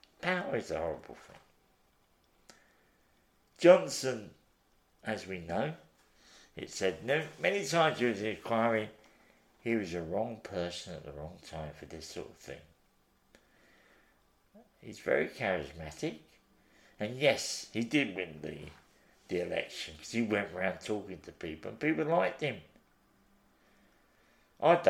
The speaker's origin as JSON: {"language": "English", "region": "London", "country": "United Kingdom", "said": "I come from the East End"}